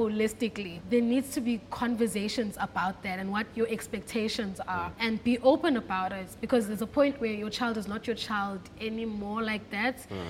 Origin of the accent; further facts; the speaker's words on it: Cape Town, Western Cape, South Africa; I grew up in Cape Town, born and bred in Cape Town